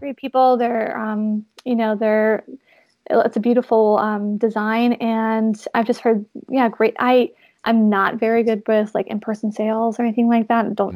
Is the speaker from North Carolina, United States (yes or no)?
yes; North Carolina, United States; now in Los Angeles, United States; growing up in North Carolina, my parents have um, like a little lake